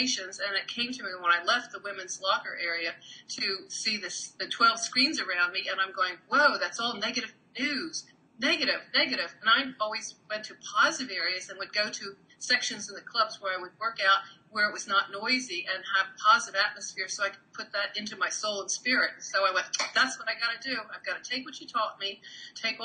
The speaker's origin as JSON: {"language": "English", "town": "Trenton", "region": "New Jersey", "country": "United States", "tie": "born or raised there", "said": "I was raised in Trenton, New Jersey"}